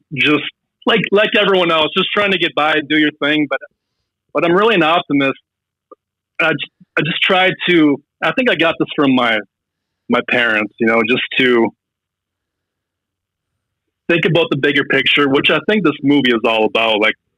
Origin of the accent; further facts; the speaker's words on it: Fargo, North Dakota, United States; I'm from Fargo, so people automatically think of the movie Fargo.